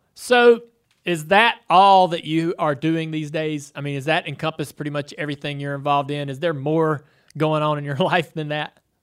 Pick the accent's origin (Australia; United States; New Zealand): United States; Charlotte, North Carolina; where I grew up here in Charlotte